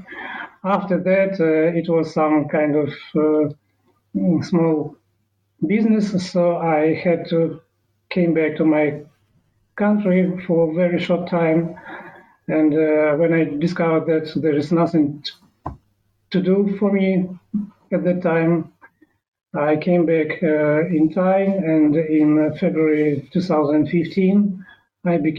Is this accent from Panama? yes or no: no; Ukraine; English is a second language; moved away as an adult; also born or lived in Thailand; I was born in Soviet Union in 1971